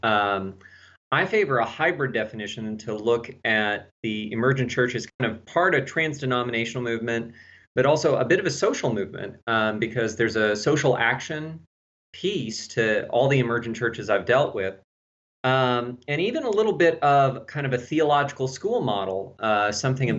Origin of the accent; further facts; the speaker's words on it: Texas, United States; accent: slight southern; now in Tennessee, United States; I'm from Texas